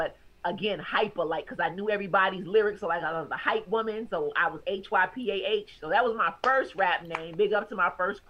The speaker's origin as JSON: {"language": "English", "region": "the South", "country": "United States", "tie": "born or raised there", "said": "Like I'm from the South and that always throws people off."}